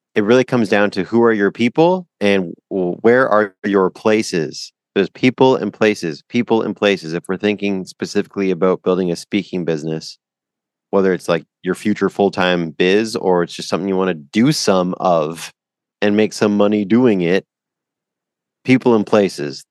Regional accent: Canada; I'm from Canada

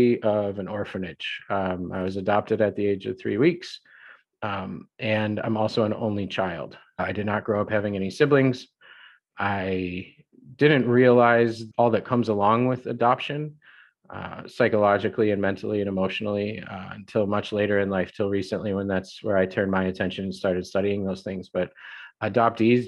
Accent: the Midwest outside Chicago, Illinois, United States; I grew up in the Midwest outside Chicago

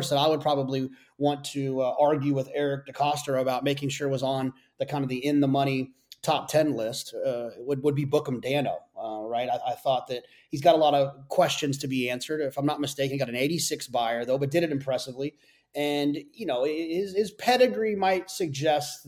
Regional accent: Texas, United States; now in Saratoga Springs, United States; I grew up in Texas

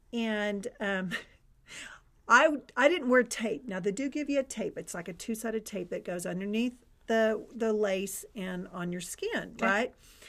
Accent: Texas, United States; I'm from Texas

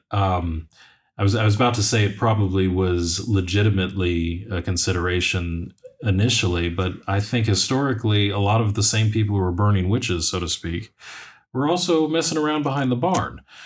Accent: United States; I'm speaking as an American

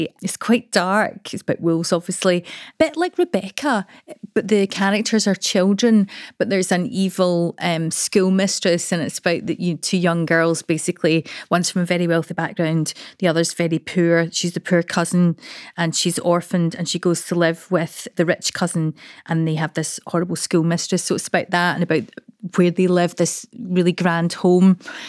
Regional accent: Coatbridge, Scotland, United Kingdom; Coatbridge. So it was a Carnegie library.

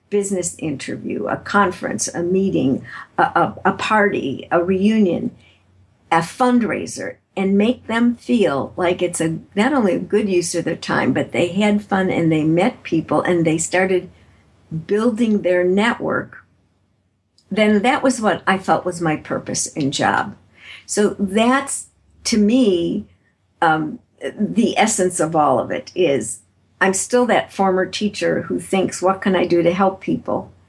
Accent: Chicago, Illinois, United States; moved away; also born or lived in San Francisco; I'm originally from Chicago, Illinois

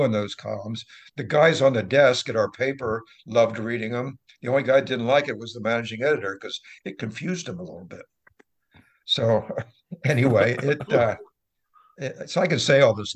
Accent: Wilmington, Delaware, United States; moved away as an adult; also born or lived in Philadelphia / York, Pennsylvania; now in Seattle, United States; I grew up in Wilmington

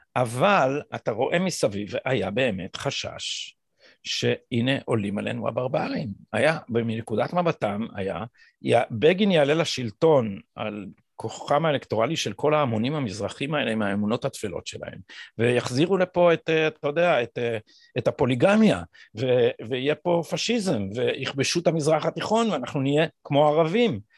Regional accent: Jerusalem, Jerusalem District, Israel; אצלנו בירושלים אנחנו גדלנו על הדיכוטומיה הזאת, בירושלים האשכנזית

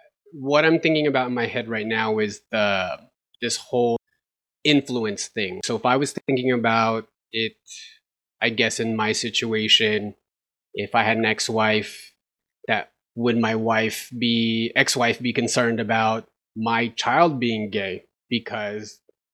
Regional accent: Philippines; Because the way that we grow up, we're all Filipino. We had very traditional parents.

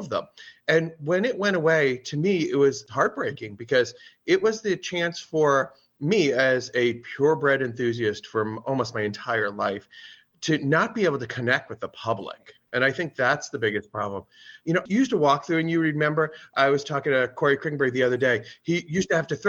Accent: Westchester, East Coast, New York, United States; moved away as an adult; also born or lived in Chicago area; now in Chicago, United States; a kid growing up on the East Coast and there, you know, it was Westchester

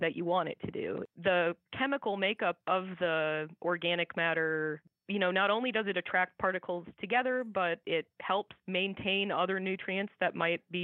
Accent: Iowa, United States; I grew up in Iowa

